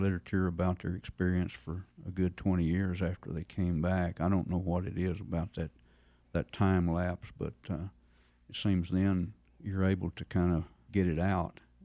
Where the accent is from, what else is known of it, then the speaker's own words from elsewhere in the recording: Seymour, Texas, United States; finished high school in a little town of about three thousand, uh, Seymour, Texas.